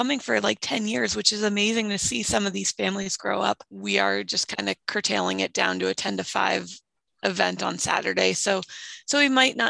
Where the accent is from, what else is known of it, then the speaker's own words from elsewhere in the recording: East Coast, United States; moved away; I grew up on the East Coast